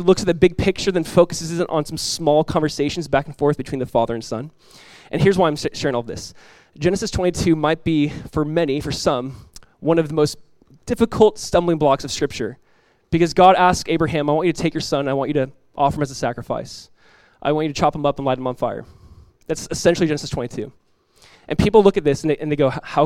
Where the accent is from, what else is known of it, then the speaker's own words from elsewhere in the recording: Southern California, United States; moved away; my wife and I were born and raised in Southern California.